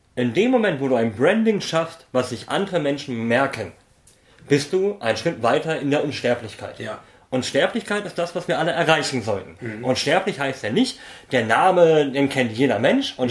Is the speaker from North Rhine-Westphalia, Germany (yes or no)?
no; Berlin, Germany; bin ich halt Berliner genug